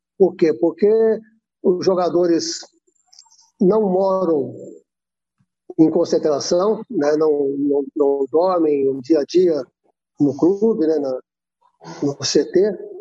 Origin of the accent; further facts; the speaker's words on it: Monte Sião, Minas Gerais, Brazil; a cidade natal, minha cidade natal, é, Monte Sião.